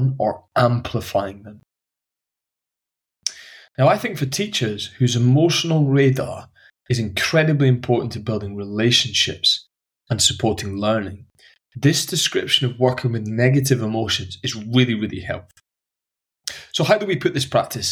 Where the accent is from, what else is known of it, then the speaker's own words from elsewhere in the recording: Highlands of Scotland, United Kingdom; the friends I grew up with in the Highlands of Scotland